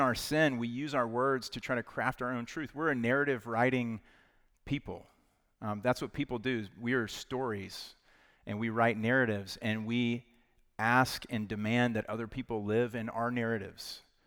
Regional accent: Knoxville, Tennessee, United States; I'm from Knoxville, Tennessee, so big Vol fans.

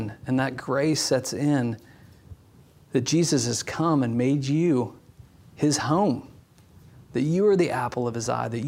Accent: Indiana, United States; as we drove down the main street of my hometown

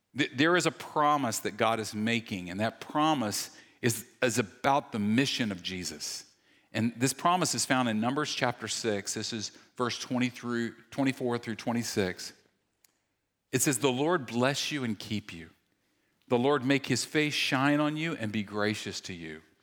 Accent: the South, United States; when I was a kid, I grew up in the South

